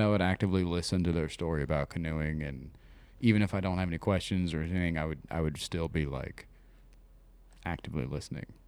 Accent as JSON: {"language": "English", "region": "Ohio", "country": "United States", "said": "I'm from Ohio"}